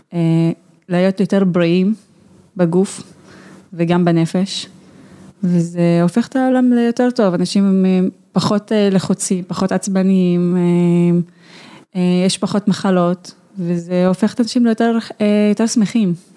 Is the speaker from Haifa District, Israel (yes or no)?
yes; Haifa District, Israel; אצלנו בכפר